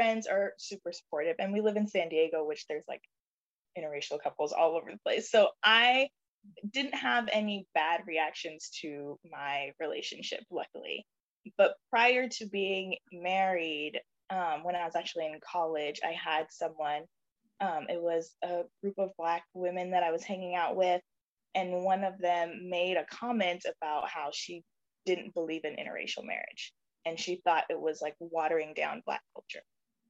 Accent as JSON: {"language": "English", "country": "Jamaica", "said": "And so I grew up in a household where I was reminded every day that I'm Jamaican."}